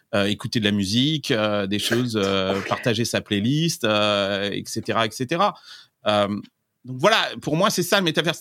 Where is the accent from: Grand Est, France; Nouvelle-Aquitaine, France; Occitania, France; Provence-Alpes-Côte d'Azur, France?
Nouvelle-Aquitaine, France; Limousin; now in Silicon Valley, United States; je viens du Limousin